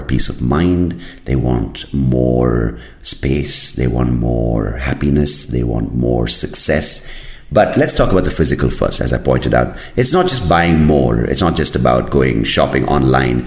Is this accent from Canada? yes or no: no; India; moved away; I am from India